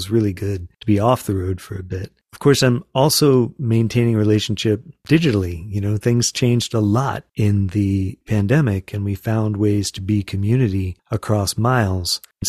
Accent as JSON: {"language": "English", "region": "Florida", "country": "United States", "tie": "born or raised there", "also_born_or_lived": "Western North Carolina", "moved": "yes", "lives_now": "North Carolina, United States", "said": "I grew up in Florida and didn't have them at all down there, or very little. I'm now in the mountains of Western North Carolina"}